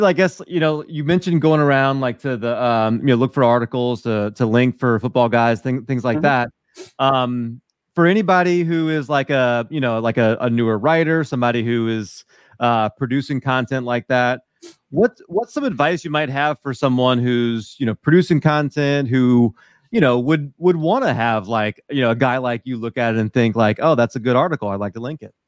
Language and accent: English; New Orleans, Louisiana, United States; I'm from New Orleans